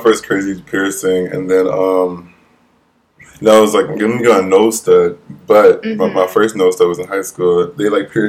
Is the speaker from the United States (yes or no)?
yes; Toledo, Ohio, United States; moved away as an adult; now in New York, United States; I'm from Ohio, Toledo, Ohio.